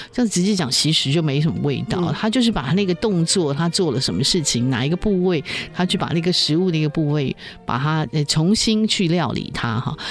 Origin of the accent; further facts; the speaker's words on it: Taiwan; 我们台湾人